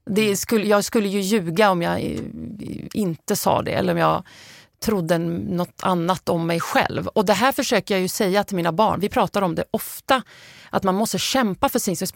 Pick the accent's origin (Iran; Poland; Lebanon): Lebanon; now in Sweden; så mina barn vet att jag har flytt från Libanon och hur det har påverkat mig.